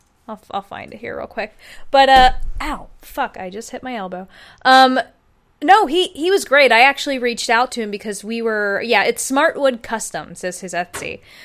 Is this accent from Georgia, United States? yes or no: yes; Atlanta, Georgia, United States; Oh, I'm from Atlanta.